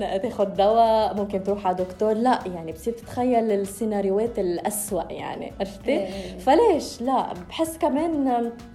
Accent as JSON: {"language": "Arabic", "country": "Lebanon", "said": "أنا من لبنان"}